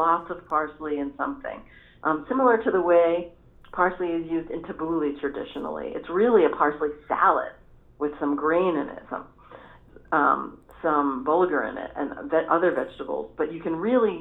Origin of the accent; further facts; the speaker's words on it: New York City, New York, United States; I grew up in New York City and I grew up tasting flavors from all different communities